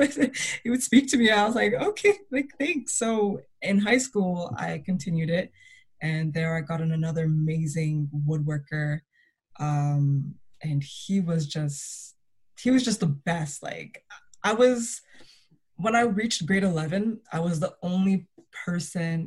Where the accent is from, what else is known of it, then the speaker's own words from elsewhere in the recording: Toronto, Ontario, Canada; Growing up in Toronto was very interesting